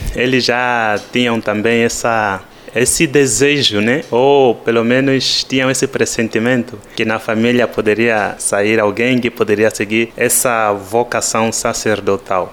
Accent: Angola; accent: Angolan; moved away as an adult; o nosso sotaque angolano

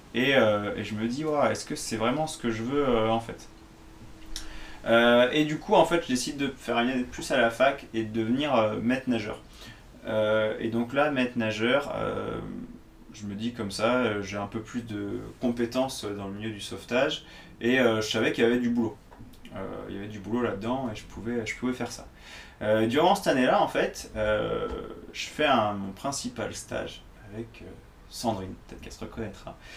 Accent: Nantes, Pays de la Loire, France; mon entraîneur me parlait d'aller faire les recrutements bah, au FC Nantes, parce que j'étais de Nantes.

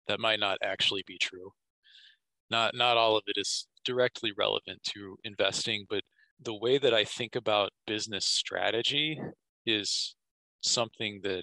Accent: Kansas, United States; I'm from Kansas, my hometown

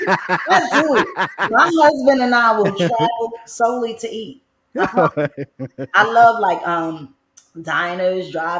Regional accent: New York City, New York, United States; also born or lived in Brooklyn, New York; I'm born in Brooklyn, but I'm raised in the Bronx. My friends don't let me forget that. I'm from Edenwall.

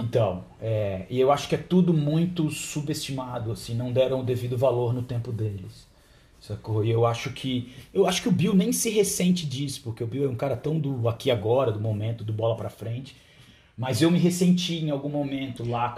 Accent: Vitória, Espírito Santo, Brazil; eu como venho de Vitória, não sou do Rio Grande do Sul

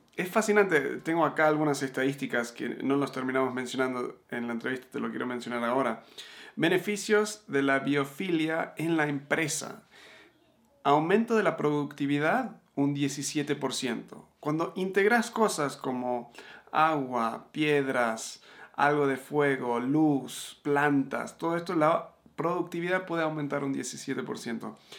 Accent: Argentina; also born or lived in United States / Uruguay; now in Mexico; me crié en Argentina

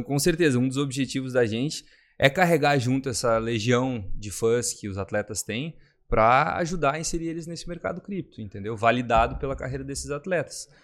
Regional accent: Rio Grande do Sul, Brazil; moved away as an adult; now in Balneário Camboriú, Brazil; eu sou natural do Rio Grande do Sul

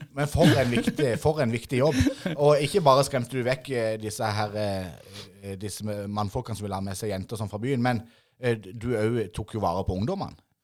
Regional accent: Idrettsparken, Agder, Norway; jeg er jo født og oppvokst i Idrettsparken

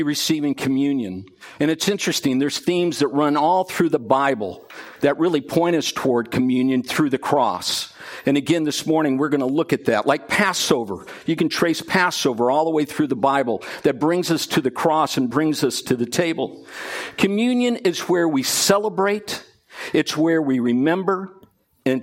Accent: England, United Kingdom; I'm from England

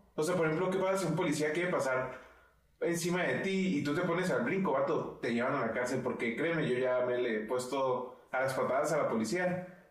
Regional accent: Chihuahua, Mexico; nosotros somos de Chihuahua y Chihuahua es el, estado número uno, hasta donde sé, con mayor divorcios en el país.

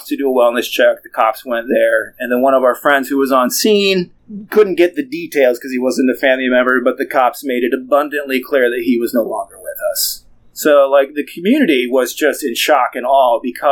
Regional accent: Northwest Indiana, United States; we are from the Midwest. We are from the Northwest Indiana, Chicago-ish area

